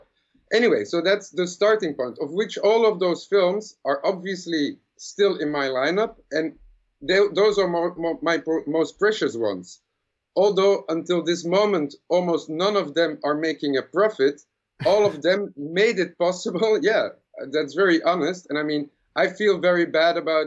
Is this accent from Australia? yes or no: no; Belgium; I'm from Belgium.